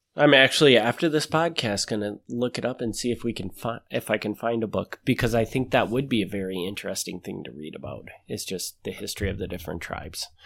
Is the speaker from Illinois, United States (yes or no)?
no; Kaukauna, Wisconsin, United States; born or raised there